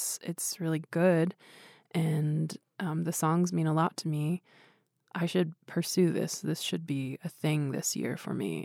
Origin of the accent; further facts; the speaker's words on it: Swinomish Indian Reservation, near Anacortes, Washington, United States; now in Portland, United States; I grew up on the Swinomish Indian Reservation, which is like a 15-minute drive from Anacortes, Washington